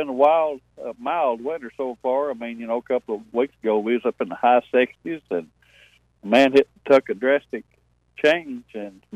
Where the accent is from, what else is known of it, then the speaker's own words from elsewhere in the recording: Berea, Kentucky, United States; I'm from Berea, Kentucky